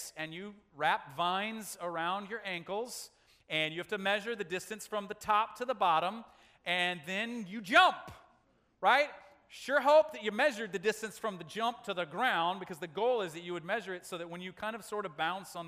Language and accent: English; United States; as American men